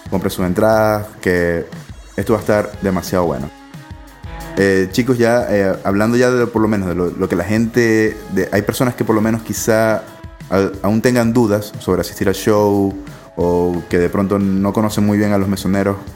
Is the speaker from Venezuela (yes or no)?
yes; Venezuela; Obviamente somos de Venezuela, ustedes son de Caracas